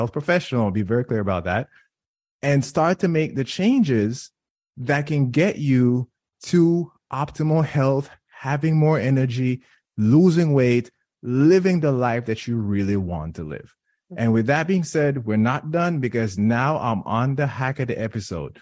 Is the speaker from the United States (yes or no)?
no; Jamaica; moved away; I'm Jamaican